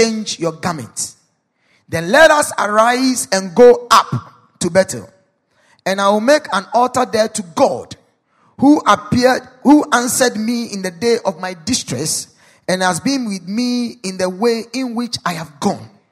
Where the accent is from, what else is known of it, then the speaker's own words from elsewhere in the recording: Ghana; as a Ghanaian